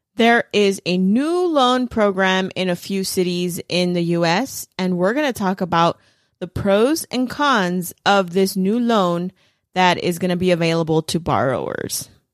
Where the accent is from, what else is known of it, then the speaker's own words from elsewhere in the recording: Los Angeles, California, United States; I'm from East L